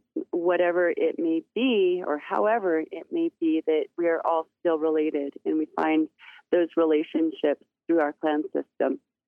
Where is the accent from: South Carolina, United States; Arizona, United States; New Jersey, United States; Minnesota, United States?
Arizona, United States; Black Mesa; now in Flagstaff, United States; I'm originally from Black Mesa, Arizona, on the Navajo Nation.